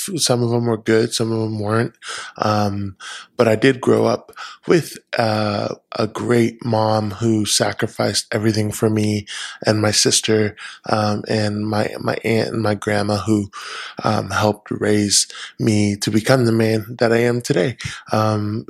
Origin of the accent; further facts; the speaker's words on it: California, United States; moved away as an adult; now in Washington, United States; I was born and raised in California for the first 20 something years of my life, lived there. I'm a California boy through and through